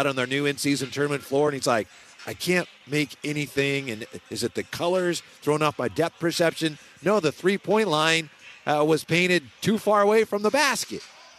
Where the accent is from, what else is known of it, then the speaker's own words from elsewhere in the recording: Vallejo, California, United States; growing up in Vallejo